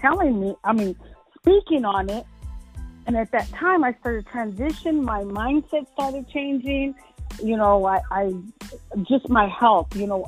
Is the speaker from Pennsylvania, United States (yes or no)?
no; Texas, United States; I'm from Texas.